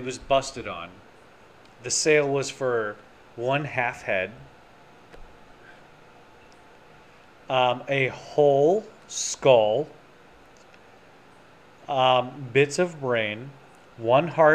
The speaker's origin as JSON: {"language": "English", "region": "Michigan", "country": "United States", "said": "I'm from Michigan, and maybe it was just the where I was at in Michigan"}